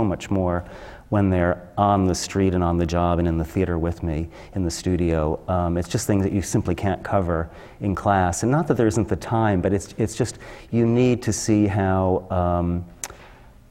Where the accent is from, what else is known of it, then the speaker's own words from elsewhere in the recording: outside of New York, United States; also born or lived in Boston; I grew up outside of New York and had seen Broadway shows starting as a kid